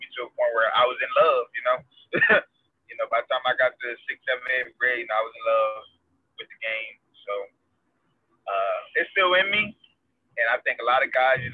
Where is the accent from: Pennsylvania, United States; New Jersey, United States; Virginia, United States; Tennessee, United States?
New Jersey, United States; Camden; also born or lived in Pennsauken, New Jersey; I'm originally from New Jersey, born and raised, and Camden, New Jersey